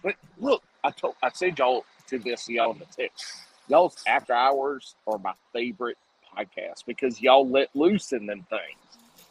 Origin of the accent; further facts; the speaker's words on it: South Carolina, United States; I was born and raised in South Carolina